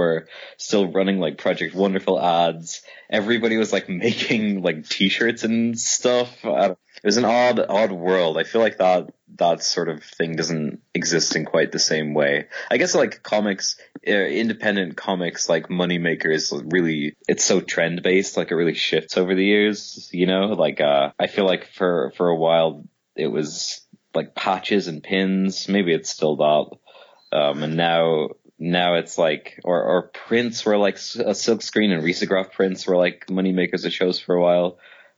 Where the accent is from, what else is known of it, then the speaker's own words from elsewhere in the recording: Dublin, Leinster, Ireland; moved away; I'm from Dublin